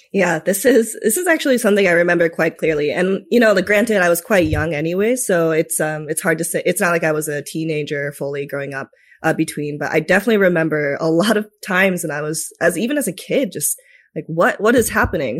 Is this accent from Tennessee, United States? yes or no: no; Minnesota, United States; also born or lived in Tokyo, Japan; I was raised in Minnesota after that for the most part.